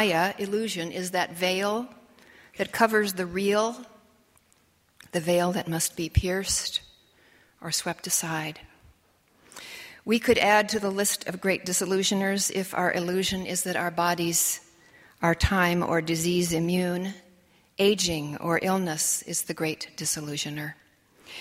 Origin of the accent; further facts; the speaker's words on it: Illinois, United States; moved away as an adult; also born or lived in Portland, Oregon; my home state, Illinois